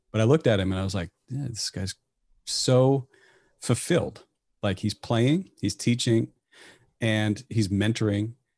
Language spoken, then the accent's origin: English; Bellevue, Nebraska, United States; also born or lived in Saint Cloud, Minnesota; We ended up in Bellevue, Nebraska, which is the home of Strategic Air Command, when I was four. So that's actually where I ended up growing up all the way through high school.